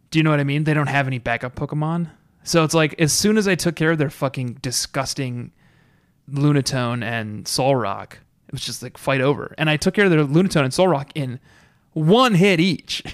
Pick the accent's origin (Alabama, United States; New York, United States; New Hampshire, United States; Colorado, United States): Colorado, United States; I'm from, uh, Colorado